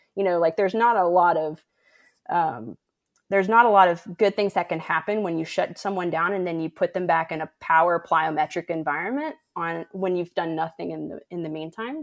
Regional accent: West Tennessee, United States; moved away as an adult; also born or lived in Arkansas / Utah / Memphis, Tennessee / Houston, Texas; now in Iowa, United States; I grew up in West Tennessee

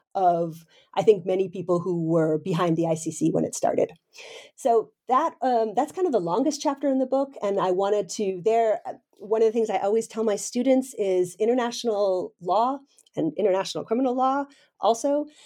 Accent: United States; moved away as an adult; now in Denmark; I'm a professor in Denmark, uh, but I'm originally an American, so I'm sort of one of these transplants

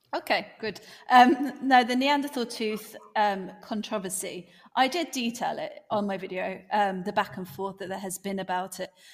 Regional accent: United Kingdom; accent: strong British; my strong British accent.

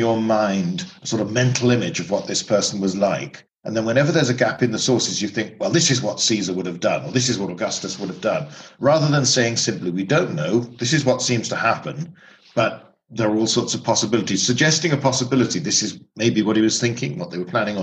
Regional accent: United Kingdom; growing up in Britain

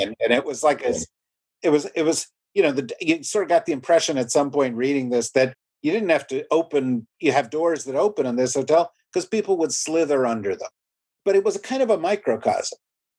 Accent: New Jersey, United States; I'm from New Jersey, and we take our rest areas and our turnpike exits very seriously.

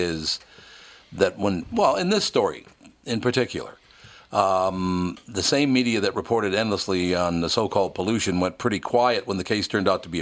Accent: Minnesota, United States; moved away; also born or lived in Chicago / Florida / New York; I was born in Minnesota, raised in Minnesota, but I've lived in Chicago and Florida and New York

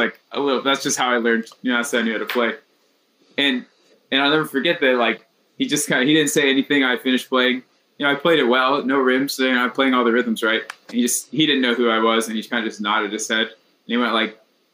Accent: North Carolina, United States; moved away as an adult; also born or lived in North Texas; I grew up in North Carolina, just like kind of middle of nowhere high school

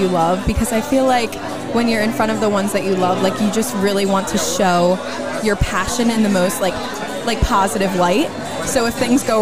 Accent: Berlin, New Jersey, United States; I am from Berlin, New Jersey.

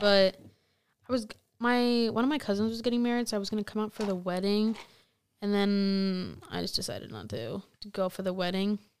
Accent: Stoughton, Wisconsin, United States; I'm, like, from a really small town. You've probably never heard of it. Like, it's, like, thirty minutes from Madison.

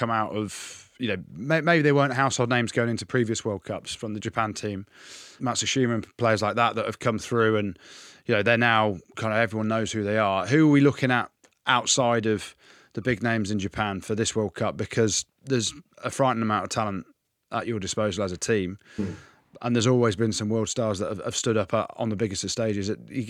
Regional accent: England, United Kingdom; I can't say good luck. I'm English, man. I've got to support England.

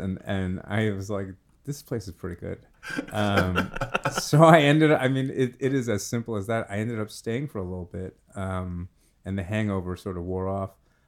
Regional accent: New York City, New York, United States; moved away as an adult; now in Kentucky, United States; I grew up in Brooklyn.

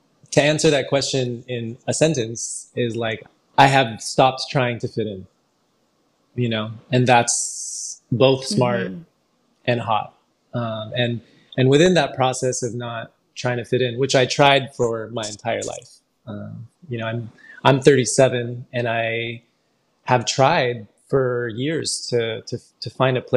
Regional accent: San Francisco, California, United States; I grew up in San Francisco

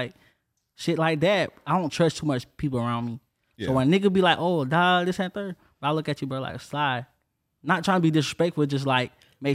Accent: Orangeburg, South Carolina, United States; moved away as an adult; now in Jacksonville, United States; I'm from Carolina

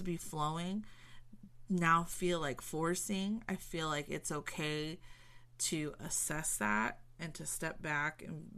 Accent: Southern California, United States; I'm from SoCal

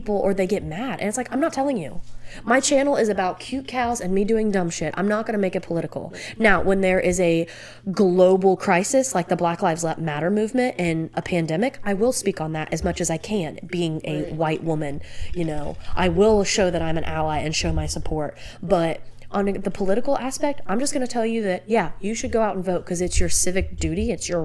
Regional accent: United States; I'm an American

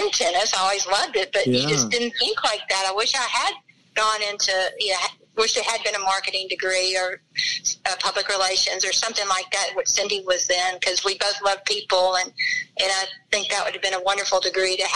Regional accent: Shreveport, Louisiana, United States; I grew up playing tennis in Shreveport, Louisiana

